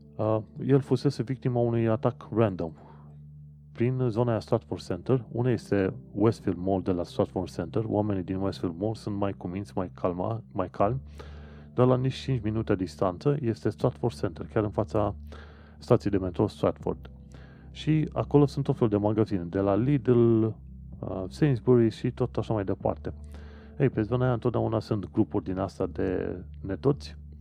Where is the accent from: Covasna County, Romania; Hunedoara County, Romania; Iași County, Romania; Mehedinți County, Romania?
Covasna County, Romania; Sfântu Gheorghe; moved away as an adult; also born or lived in Brașov, Romania; now in London, United Kingdom; Eu mă numesc brașovean, de exemplu, dar de felul meu vin din Sfântul Gheorghe.